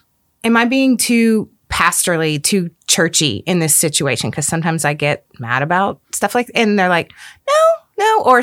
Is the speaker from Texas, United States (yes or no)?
yes; DFW Metroplex, Texas, United States; My husband and I grew up in the Metroplex. Both of our parents live here. All of our siblings live here.